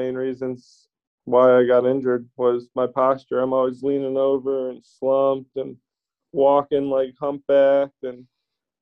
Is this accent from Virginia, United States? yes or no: no; Illinois, United States; I grew up in Illinois. I'm stuck here right now